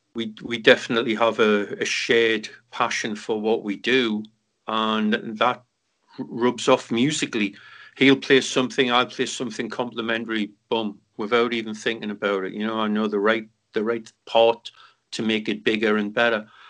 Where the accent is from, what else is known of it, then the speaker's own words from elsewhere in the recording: Newcastle upon Tyne, North East England, United Kingdom; moved away; three young kids out of Newcastle